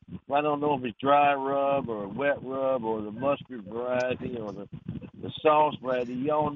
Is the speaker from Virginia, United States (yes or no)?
yes; Norfolk, Virginia, United States; moved away; I'm from Virginia, so I'm curious to know. I'm from the southern part down in Norfolk